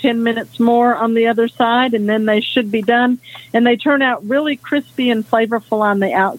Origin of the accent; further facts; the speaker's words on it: Nashville, Tennessee, United States; I'm sorry. Yep … from Nashville, Tennessee.